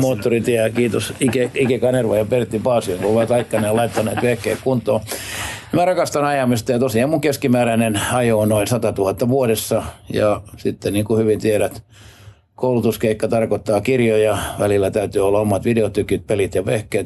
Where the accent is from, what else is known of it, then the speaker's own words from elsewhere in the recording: Southwest Finland, Finland; kaunis Varsinais-Suomi, joka on mun juuret